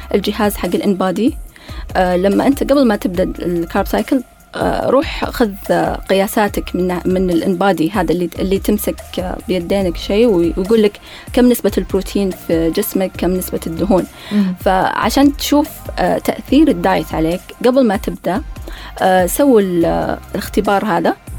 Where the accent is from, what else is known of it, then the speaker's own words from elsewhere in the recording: Saudi Arabia; احنا سعوديين